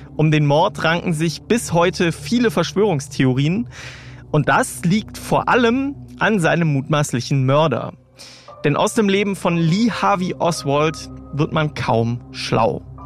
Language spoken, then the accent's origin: German; Germany; hier bei uns in Deutschland